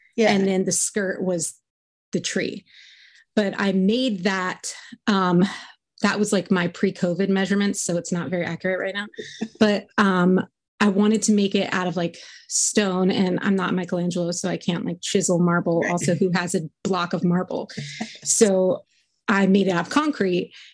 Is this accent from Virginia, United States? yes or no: yes; Richmond, Virginia, United States; I grew up in Richmond, Virginia, in like a like a middle class suburb